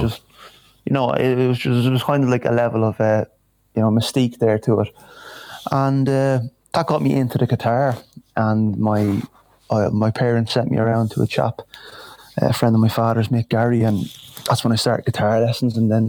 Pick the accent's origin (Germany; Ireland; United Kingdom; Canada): Ireland; Dublin, Leinster; moved away as an adult; now in Castleblayney, Ireland; I'm originally from Dublin